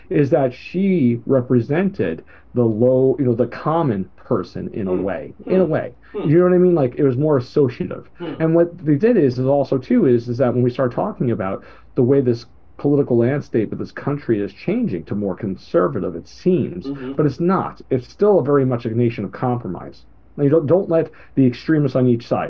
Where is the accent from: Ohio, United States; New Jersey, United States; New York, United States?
New York, United States; I was raised by a single mother teacher growing up in New York